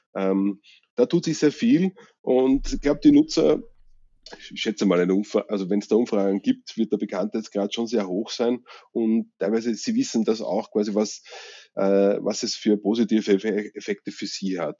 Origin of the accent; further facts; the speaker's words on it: Vienna, Austria; bei uns in Österreich